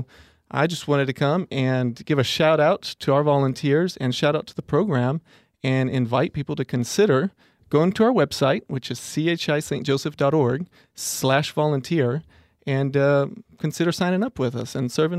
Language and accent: English; Mexico; So, like I told you, I grew up in Mexico, spent 15 years there, and it's my first or second language, depending on how you look at it.